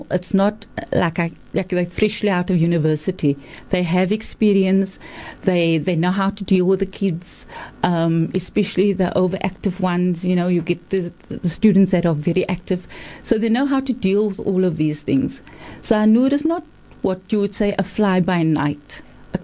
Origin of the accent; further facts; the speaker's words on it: Cape Town, Western Cape, South Africa; I'm from Cape Town.